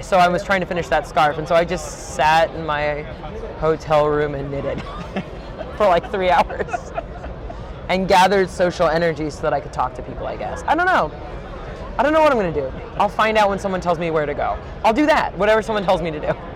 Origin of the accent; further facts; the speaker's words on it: St. Louis, Missouri, United States; I'm from St. Louis